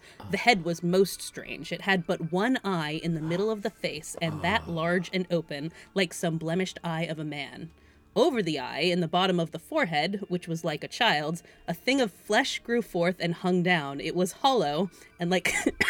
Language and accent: English; Massachusetts, United States; Which is just northeast of me here, or just south of me when I was growing up in Massachusetts.